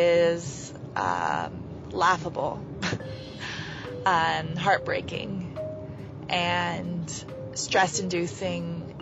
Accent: Pendleton County, West Virginia, United States; I am from Pendleton County, West Virginia. I am a wife and a mother to a little boy named Torin.

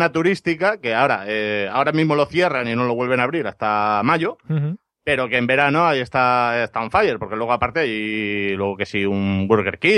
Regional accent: Ibiza, Balearic Islands, Spain; mi tierra, en Ibiza

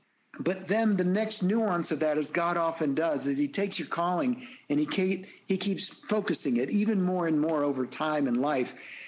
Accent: El Salvador; born there; I mean, you all know I'm Hispanic, and that … I was born in El Salvador

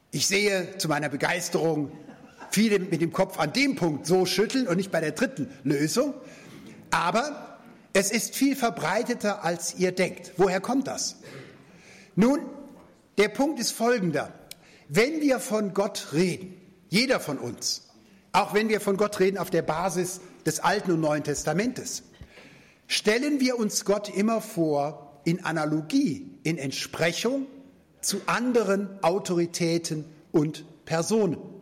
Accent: Germany; als Deutsche haben wir lange Zeit nach dem Zweiten Weltkrieg ja gar keinen Friedensvertrag gehabt

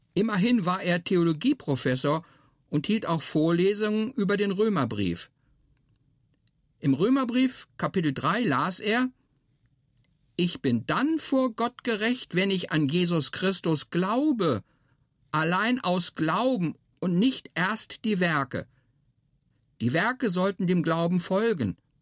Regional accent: Hermannsburg, Lower Saxony, Germany; now in Marzhausen, Germany; Ich bin in Hermannsburg in der Lüneburger Heide aufgewachsen.

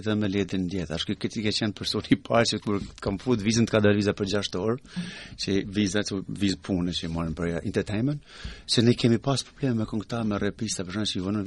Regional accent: Albania; also born or lived in Italy; now in Australia

